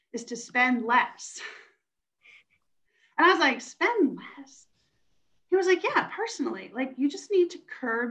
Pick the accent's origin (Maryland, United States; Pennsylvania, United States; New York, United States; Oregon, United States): Pennsylvania, United States; Western; moved away; I grew up in Western Pennsylvania.